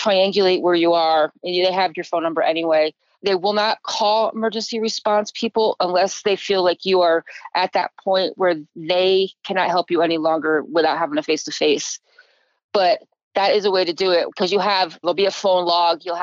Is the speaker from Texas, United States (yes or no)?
no; Connecticut, United States; moved away; back east, where I grew up in Connecticut